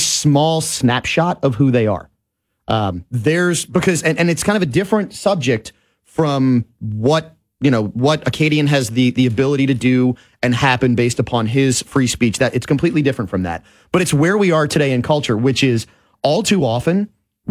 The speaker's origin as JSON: {"language": "English", "town": "New Orleans", "region": "Louisiana", "country": "United States", "tie": "born or raised there", "said": "I was a young child growing up in New Orleans, 1978, 79, 7-8 years old"}